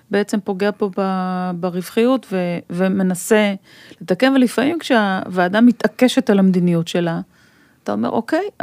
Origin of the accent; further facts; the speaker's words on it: Israel; now in Tel Aviv, Israel; אני היום גר בתל אביב, אבל גדלתי רוב השנים באזורים יותר כפריים.